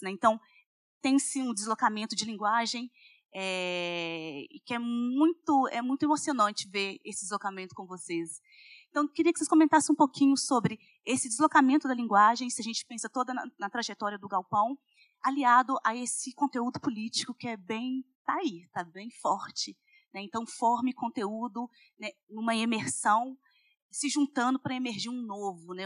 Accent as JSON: {"language": "Portuguese", "town": "Belo Horizonte", "region": "Minas Gerais", "country": "Brazil", "said": "eu sou de Belo Horizonte"}